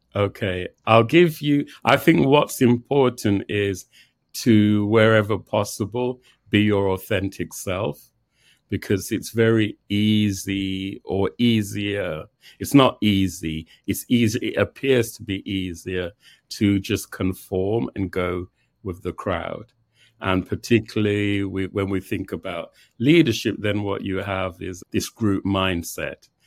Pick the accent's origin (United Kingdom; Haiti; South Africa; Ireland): United Kingdom; England; also born or lived in Jamaica (parents); now in New York, United States; both born in Jamaica. I was born in England.